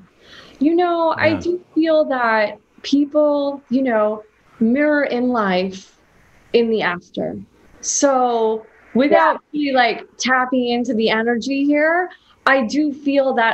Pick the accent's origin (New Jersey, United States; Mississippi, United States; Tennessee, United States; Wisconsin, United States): New Jersey, United States; I grew up in New Jersey